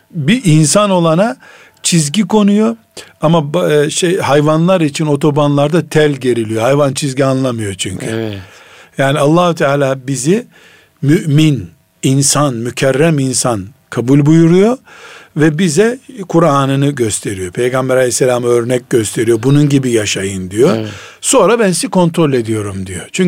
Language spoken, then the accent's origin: Turkish; Black Sea Region, Turkey; accent: Karadeniz dialect; Bizim Karadeniz lehçesinde